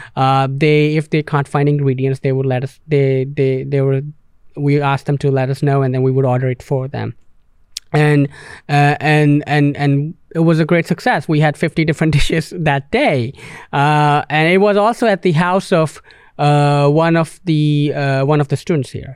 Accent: Canada; moved away; being from English-speaking country, Canada

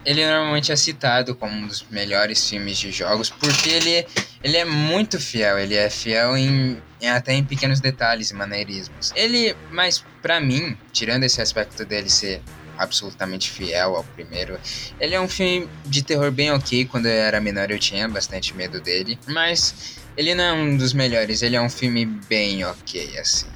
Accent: Brazil; minha própria vida triste como brasileiro

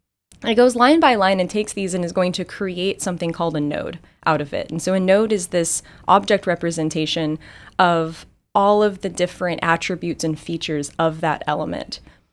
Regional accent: Texas, United States; I'm from Texas, and so tacos are just my comfort food.

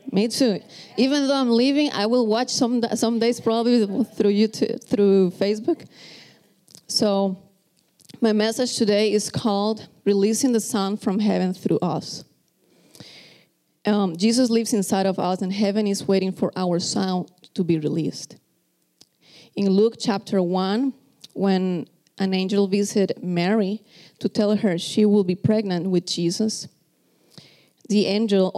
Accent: Costa Rica; English is a second language; moved away; I am from Costa Rica, if you are first time here, so you can tell that this is my second language.

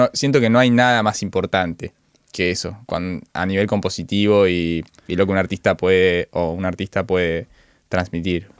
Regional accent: Villa Carlos Paz, Córdoba, Argentina; moved away; yo soy en realidad de Villa Carlos Paz

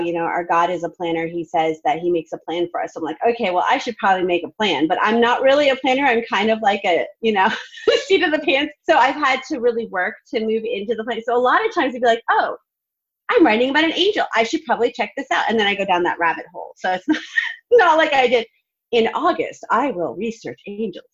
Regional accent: Vermont, United States; now in Nashville, United States; I'm from Vermont

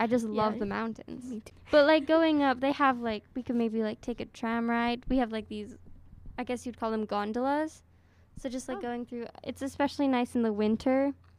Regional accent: Salt Lake City, Utah, United States; my hometown. {S2} Yes. {S3} Salt Lake City. I think it's a really nice, like, cute little place.

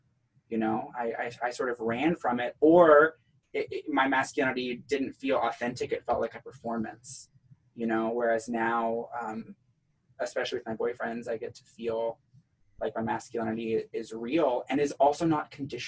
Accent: the South, United States; accent: Southern; let me like drop my voice and bring out my old Southern accent and move furniture for them.

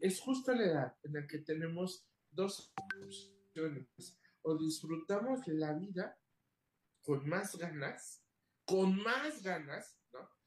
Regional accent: Mexico; quienes somos mexicanos

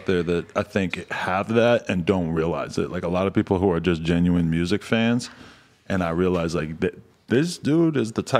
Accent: Massachusetts, United States; now in Los Angeles, United States; I'm from like right outside Boston, but more in the fucking, you know, you could just like, all right, this is the biggest difference between like L.A. and where I'm from my perspective, is that where I grew up

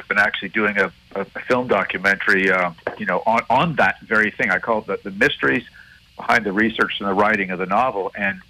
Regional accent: Montreal, Quebec, Canada; growing up in Montreal

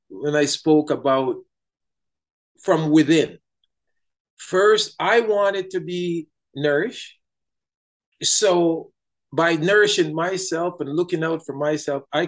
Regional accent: Jamaica; now in Canada; I'm from Jamaica

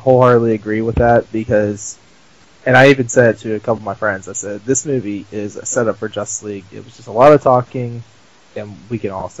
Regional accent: Portsmouth, Virginia, United States; I am from Portsmouth, Virginia.

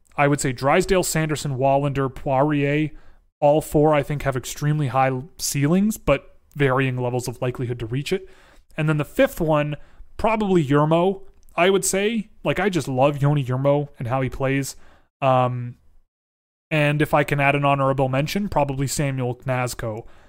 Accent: Toronto, Ontario, Canada; I grew up in Toronto

